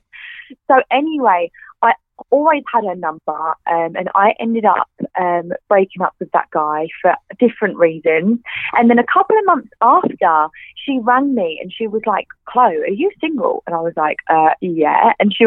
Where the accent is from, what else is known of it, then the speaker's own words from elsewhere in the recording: Clacton-on-Sea, East of England, United Kingdom; I grew up in a town called Clacton-on-Sea, and it's by the beach.